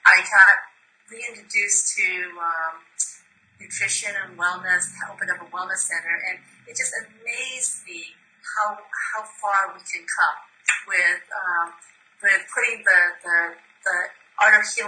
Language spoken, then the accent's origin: English; Myanmar; now in United States; I was born in Burma, now Myanmar, and my mom's a physician